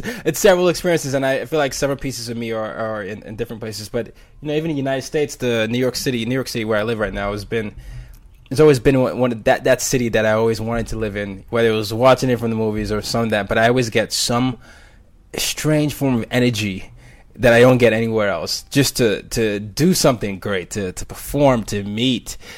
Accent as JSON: {"language": "English", "country": "Nigeria", "said": "I'm Nigerian"}